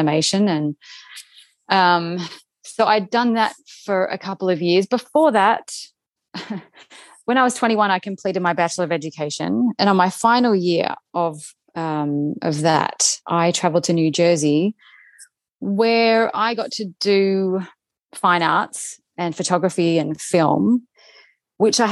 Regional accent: Melbourne, Victoria, Australia; moved away as an adult; also born or lived in Sweden; now in Los Angeles, United States; I am from Melbourne in Australia

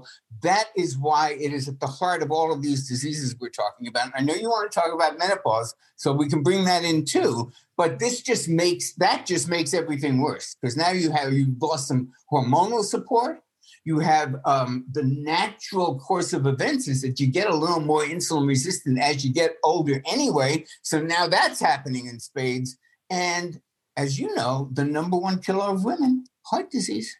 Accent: New York, United States; I grew up in New York

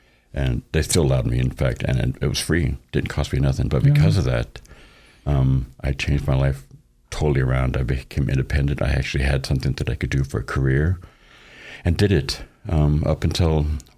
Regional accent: Boise, Idaho, United States; born there; I was born here in Boise, so I'm technically a native

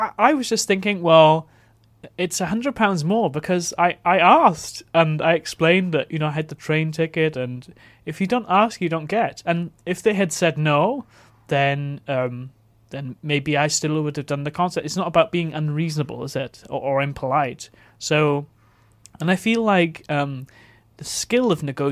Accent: Neath, Wales, United Kingdom; moved away; also born or lived in London; I grew up in Neath in South Wales

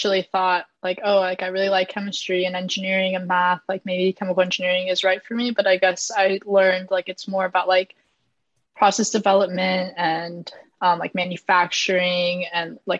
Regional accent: Omaha, Nebraska, United States; I am originally from Omaha, Nebraska

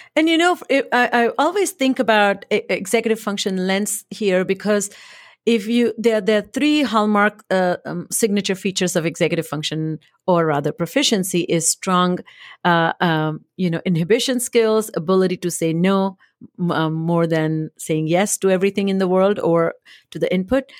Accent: India; moved away as an adult; also born or lived in Boston; now in United States; I come from India.

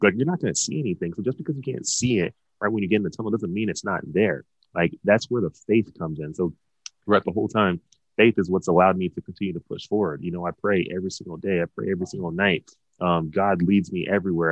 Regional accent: Dallas, Texas, United States; growing up in Dallas

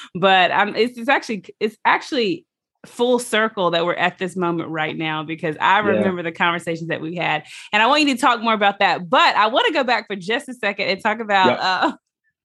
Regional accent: Mississippi, United States; I grew up in Mississippi

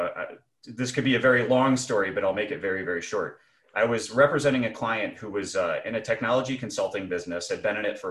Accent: Chicago, Illinois, United States; also born or lived in Jackson, Mississippi; I'm originally from Chicago, so when I was done at Butler Snow, I came back up to Chicago

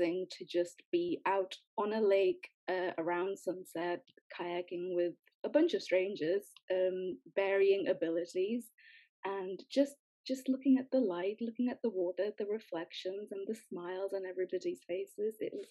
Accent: Newcastle upon Tyne, North East England, United Kingdom; moved away as an adult; also born or lived in Sweden; I'm from Newcastle, but because I'm brown-skinned, people always want to know, so I am Indian.

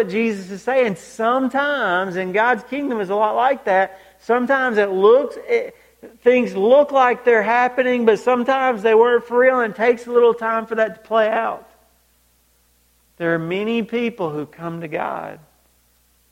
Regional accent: Georgia, United States; growing up in Georgia, I mean, I was 45 minutes from the stadium

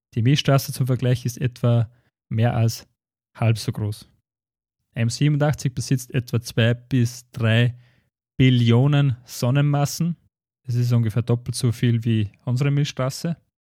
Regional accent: Schärding, Upper Austria, Austria; bei uns in Schering

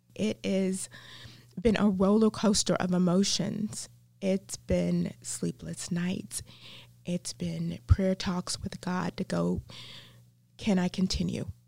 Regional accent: the South, United States; accent: southern; my southern accent

